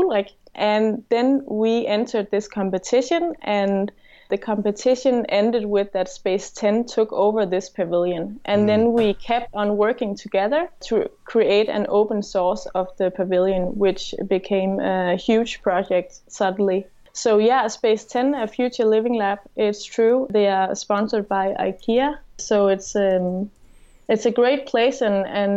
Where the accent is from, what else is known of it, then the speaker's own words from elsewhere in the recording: Denmark; also born or lived in Aarhus; I'm an architect from Denmark